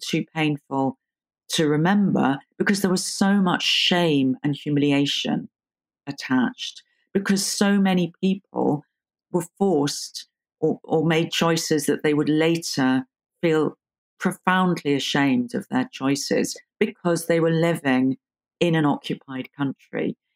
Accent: London, United Kingdom; I was born in London and grew up in, in London

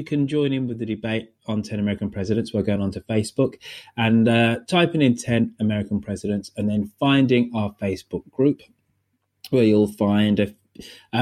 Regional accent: United Kingdom

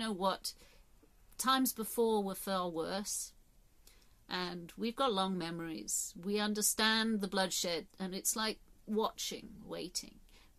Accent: England, United Kingdom; born there; I'm not part of a tribe so much as I was born in England, and I'm part of this tribe.

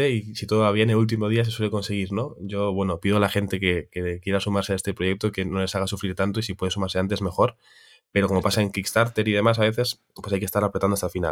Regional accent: Tiana, Catalonia, Spain; Es de mi pueblo, la Vico. Bueno, Tiana?

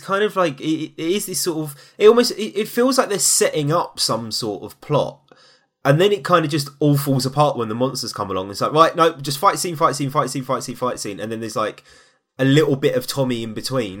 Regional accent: London, United Kingdom; I hail from East London

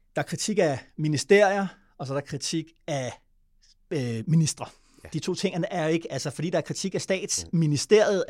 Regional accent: Denmark; som dansker

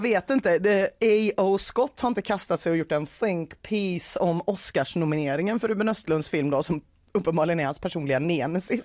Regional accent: Gothenburg, Västra Götaland, Sweden; som göteborgare

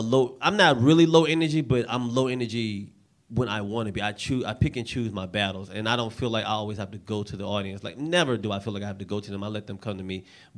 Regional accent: the South, United States; I was 17. I looked like I was 12 at the time. And I didn't know I'm from the South.

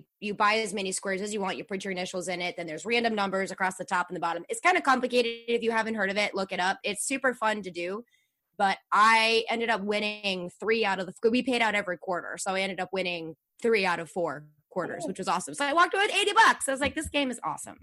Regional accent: St. Louis, Missouri, United States; I'm from St. Louis

